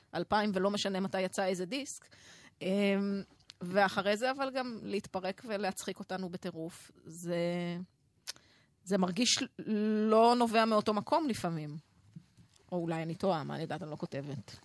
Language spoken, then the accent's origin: Hebrew; Jezreel Valley, Northern District, Israel; אני מעמק יזרעאל